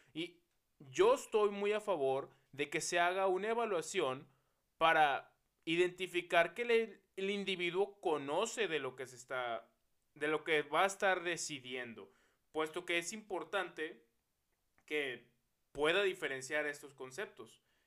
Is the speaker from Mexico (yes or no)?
yes; Mexico; Todos somos mexicanos, todos somos un mismo pueblo